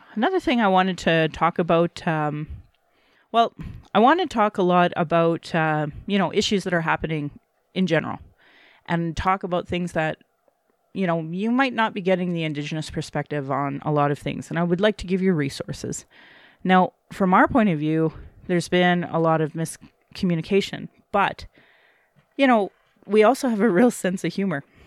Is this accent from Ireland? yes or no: no; Calgary, Alberta, Canada; being born and raised in Alberta